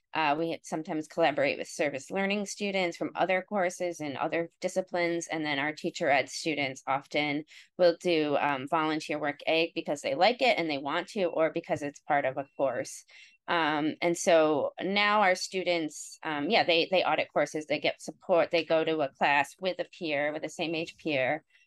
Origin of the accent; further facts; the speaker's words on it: Cleveland, Ohio, United States; now in Montclair, United States; I grew up in Ohio and um, in the Cleveland area.